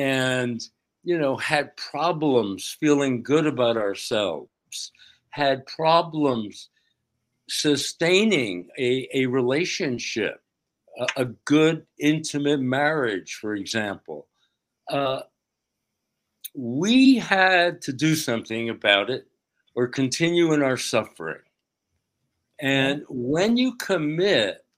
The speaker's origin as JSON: {"language": "English", "region": "outside of New York City", "country": "United States", "tie": "born or raised there", "said": "I grew up outside of New York City in a state tenement building"}